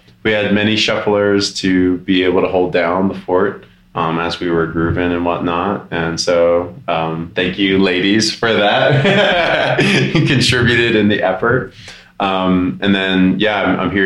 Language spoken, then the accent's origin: English; Denver, Colorado, United States; I'm from Denver